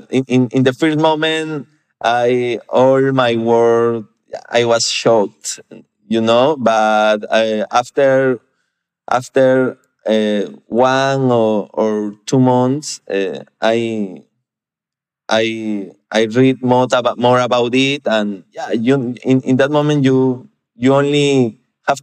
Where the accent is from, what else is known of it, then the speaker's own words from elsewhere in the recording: Piura, Peru; I grew up in Piura. Piura is a small city in Peru with less than 1 million of inhabitants.